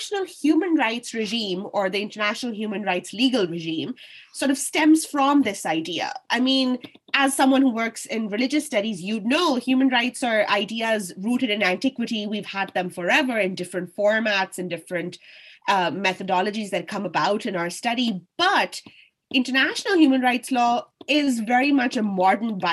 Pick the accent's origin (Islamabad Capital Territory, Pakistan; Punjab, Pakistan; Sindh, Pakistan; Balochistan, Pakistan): Punjab, Pakistan; Lahore; moved away as an adult; now in Dublin, Ireland; I am from Lahore. I was born and bred there.